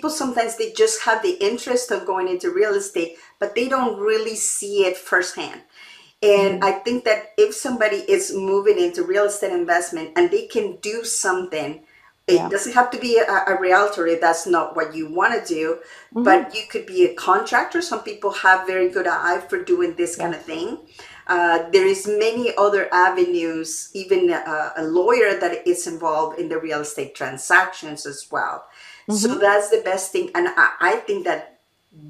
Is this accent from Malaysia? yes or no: no; Mexico; now in Canada; I was born in Mexico and I grew up there. The environment is completely different now that I live in Canada.